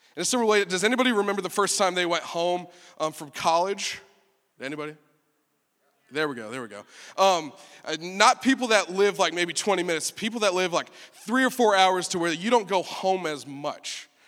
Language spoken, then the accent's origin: English; Texas, United States; I'm from Texas